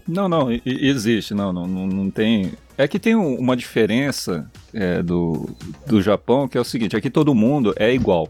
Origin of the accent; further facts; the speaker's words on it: São Paulo, Brazil; Eu sou do estado de São Paulo